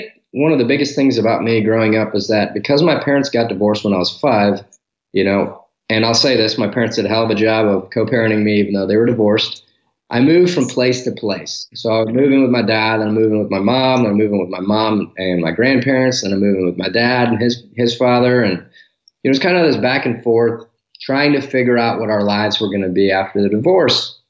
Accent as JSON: {"language": "English", "town": "Detroit", "region": "Michigan", "country": "United States", "tie": "born or raised there", "moved": "as an adult", "lives_now": "Dallas, United States", "said": "I was born and raised in Detroit until we moved to the suburbs, which most people do. So I spent my entire youth life up to 18, 19 years old in Michigan"}